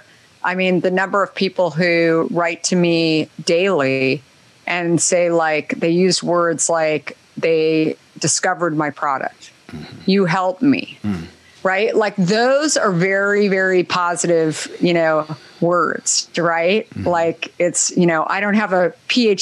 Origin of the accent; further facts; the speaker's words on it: Arizona, United States; I grew up in Arizona